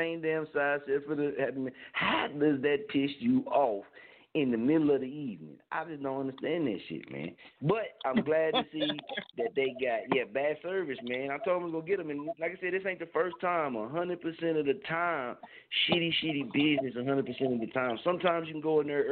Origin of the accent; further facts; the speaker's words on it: Oklahoma, United States; I'm from Oklahoma